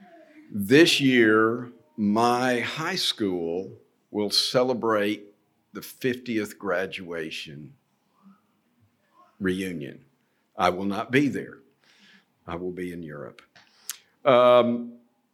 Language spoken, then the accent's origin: English; United States; moved away as an adult; I'm from America